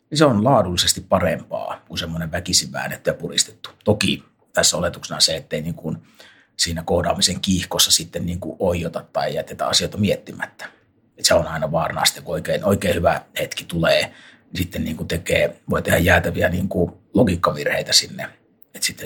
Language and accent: Finnish; Finland; jossain Poskarassa, mistä mä tosiaan kotoisin